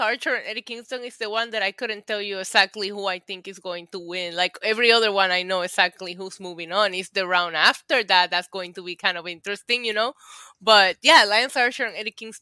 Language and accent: English; Puerto Rico; I'm Puerto Rican